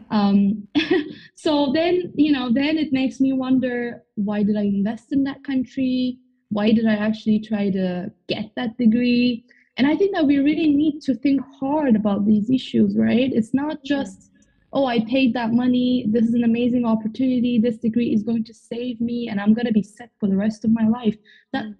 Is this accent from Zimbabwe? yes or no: no; Turkey; moved away; I'm originally from Turkey